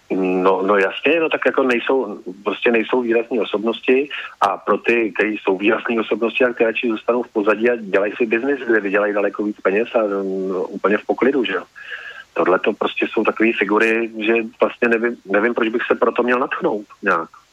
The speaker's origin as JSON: {"language": "Czech", "region": "Central Bohemian Region", "country": "Czechia", "said": "já ze středních Čech tak, a, a jsem Čech"}